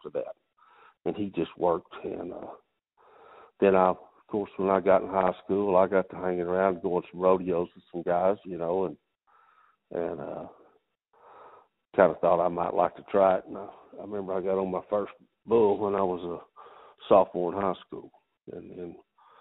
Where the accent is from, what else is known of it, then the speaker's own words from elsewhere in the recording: Abilene, Texas, United States; I'm from Abilene